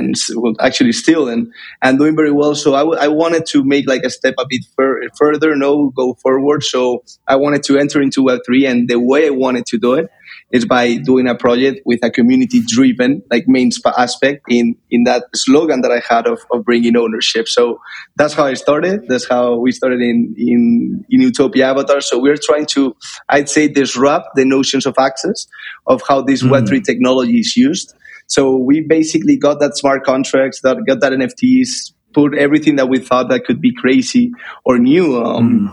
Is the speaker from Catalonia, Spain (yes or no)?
no; Madrid, Community of Madrid, Spain; I'm currently in Madrid. This is actually my hometown.